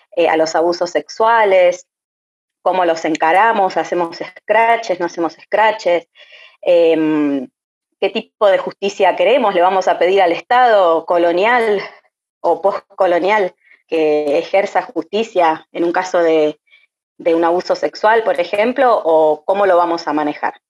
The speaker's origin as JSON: {"language": "Spanish", "region": "Buenos Aires", "country": "Argentina", "tie": "born or raised there", "also_born_or_lived": "La Pampa", "moved": "as an adult", "lives_now": "Los Menucos, Argentina", "said": "nací y me crié en Buenos Aires, eh, y ahora actualmente vivo acá en los Menucos."}